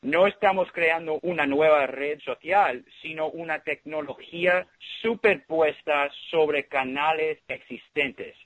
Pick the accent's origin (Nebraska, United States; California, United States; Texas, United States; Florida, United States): Florida, United States; Miami; moved away as an adult; also born or lived in Ithaca, New York; now in San Francisco, United States; Yo nací en Miami y fui al colegio en Miami, fui al colegio de Belén en Miami y después Cornell